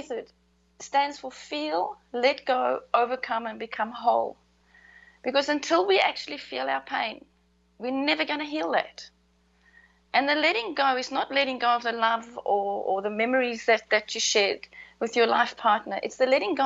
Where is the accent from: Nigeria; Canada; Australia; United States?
Australia; Queensland; also born or lived in Rockhampton, Queensland; I'm from Queensland, so 8 hours north of Brisbane